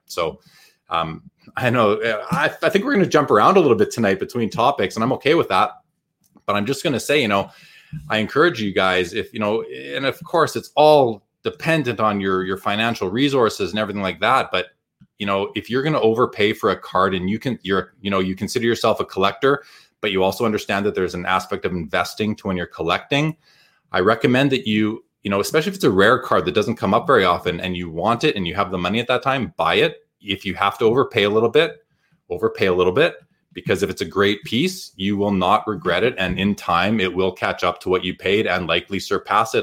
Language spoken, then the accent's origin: English; Winnipeg, Manitoba, Canada; growing up in Winnipeg